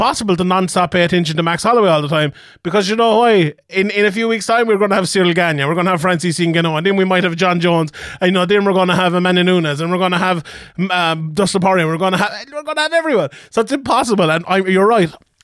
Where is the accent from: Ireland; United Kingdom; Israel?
Ireland; I'm Irish